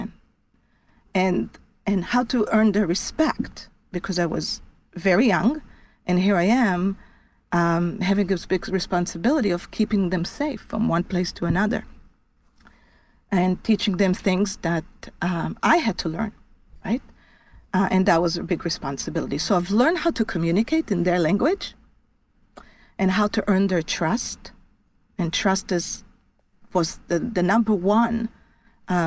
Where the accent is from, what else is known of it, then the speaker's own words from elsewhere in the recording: Israel; moved away as an adult; I was born in Israel. And I lived in Israel until I was pretty much after my IDF service